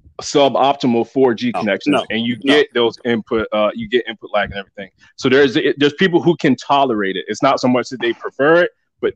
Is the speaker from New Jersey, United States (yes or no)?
no; North Carolina, United States; I'm from North Carolina.